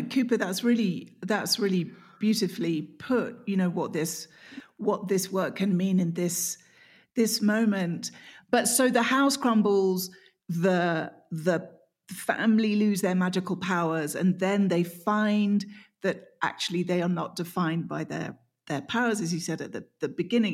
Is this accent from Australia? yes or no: no; England, United Kingdom; I'm English